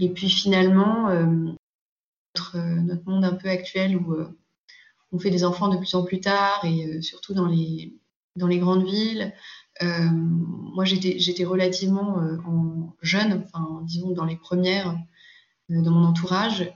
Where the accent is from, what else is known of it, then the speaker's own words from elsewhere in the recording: Paris, Île-de-France, France; je suis parisienne